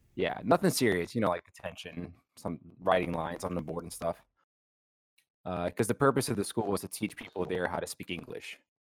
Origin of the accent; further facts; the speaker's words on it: New Orleans, Louisiana, United States; moved away; also born or lived in Honduras; I was born in New Orleans, baby, Cherry Hospital